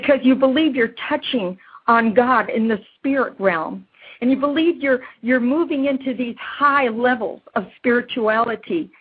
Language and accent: English; Chicago, Illinois, United States; I was born and raised a Catholic in Chicago, Illinois